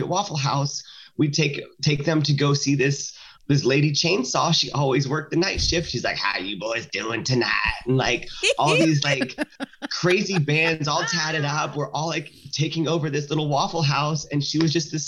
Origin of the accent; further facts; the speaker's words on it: the South, United States; now in Santa Maria, United States; I grew up in the South